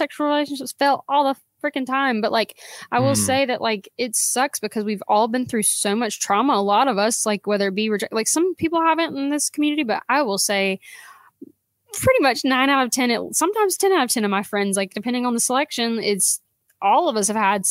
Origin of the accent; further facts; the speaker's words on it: South Georgia, United States; now in Dahlonega, United States; I was from South Georgia, which was, gosh, awful. But I moved up here because this was like still in Georgia